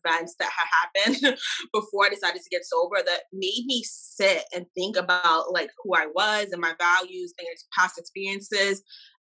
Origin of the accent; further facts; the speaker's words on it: New York City, New York, United States; I'm from New York, and two, I'm an attorney